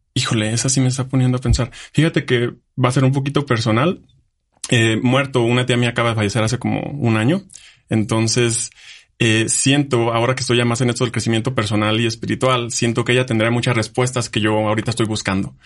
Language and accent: Spanish; Jalisco, Mexico; moved away as an adult; also born or lived in Germany; now in Aguascalientes, Mexico; yo vivía en un pueblo, yo soy de Jalisco. Entonces, mi pueblito tiene seis mil habitantes.